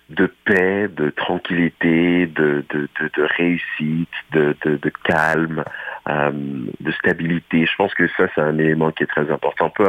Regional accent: Ontario, Canada; on s'est dit, ah, OK, je suis franco-ontarien, on apprécie notre langue, on apprécie nos, nos, on apprécie notre façon de parler.

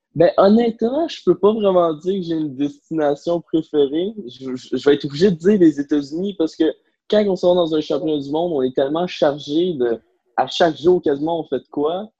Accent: Blainville, Quebec, Canada; Je viens de Blainville

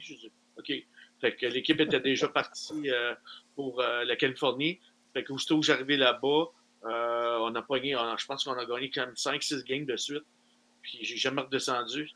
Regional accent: Verdun, Quebec, Canada; je viens de Verdun.

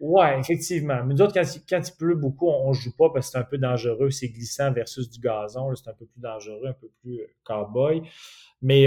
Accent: Quebec City, Quebec, Canada; je viens de Québec

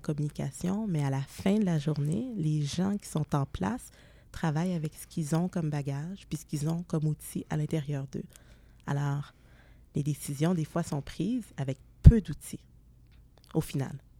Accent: Montreal suburbs, Quebec, Canada; Je suis née à Montréal, mais très jeune, j'ai déménagé en banlieue

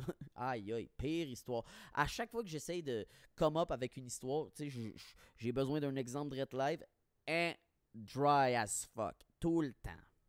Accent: Quebec, Canada; moved away; je suis parti du Québec

